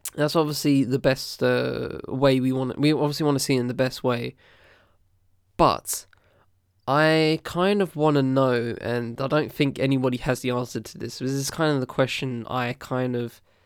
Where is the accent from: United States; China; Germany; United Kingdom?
United Kingdom; as a British person